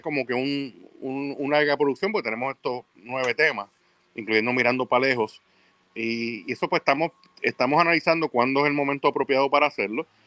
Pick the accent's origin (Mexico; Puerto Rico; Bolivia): Puerto Rico; yo soy de Puerto Rico